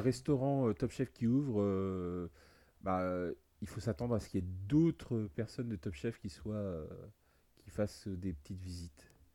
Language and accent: French; Brittany, France; je suis breton